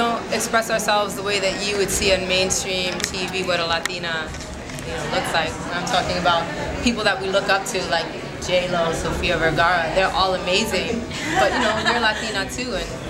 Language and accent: English; New York City, New York, United States; two Puerto Rican girls from New York City.